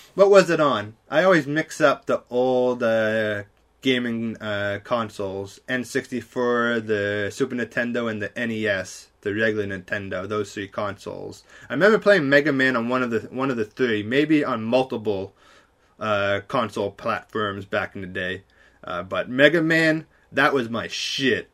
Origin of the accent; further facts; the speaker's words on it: Canada; I'm such a Canadian here